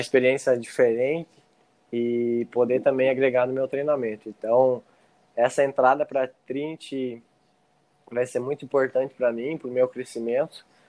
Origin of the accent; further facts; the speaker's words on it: Serranópolis do Iguaçu, Paraná, Brazil; now in Medianeira, Brazil; Eu nasci em Serranópolis do Iguaçu, mas hoje eu moro em Medianeiras, moro junto com a minha mãe